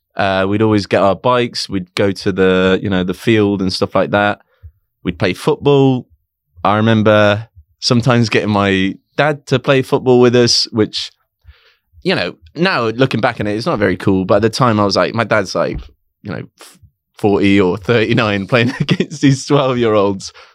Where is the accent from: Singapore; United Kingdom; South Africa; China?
United Kingdom; Coventry, West Midlands; moved away as an adult; now in London, United Kingdom; I was born in Coventry in a hospital called Woolsgrave Hospital